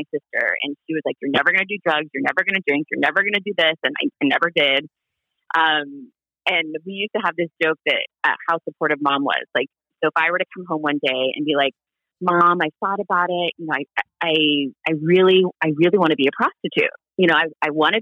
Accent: Honolulu, Hawaii, United States; moved away; I was raised in Honolulu

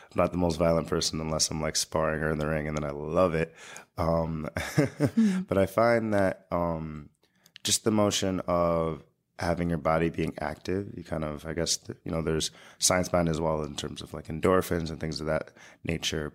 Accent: United States; also born or lived in Long Island; as an American

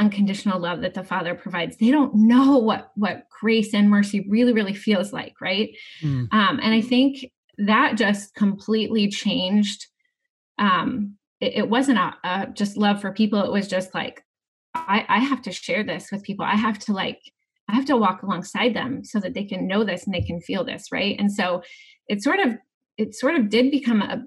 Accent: Atlantic, Iowa, United States; Southwest Iowa. So I grew up in Atlantic

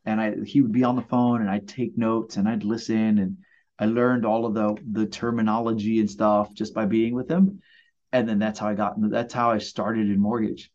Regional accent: New York City, New York, United States; moved away as an adult; also born or lived in Puerto Rico; now in Long Beach, United States; I was born in Puerto Rico, grew up in Brooklyn, and uh, worked for Disney back in the late '90s. And they sent me here to work

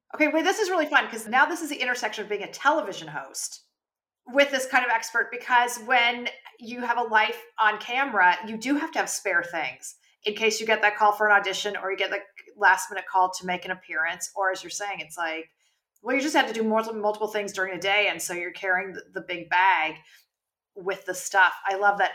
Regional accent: California, United States; now in New York, United States; I grew up in California

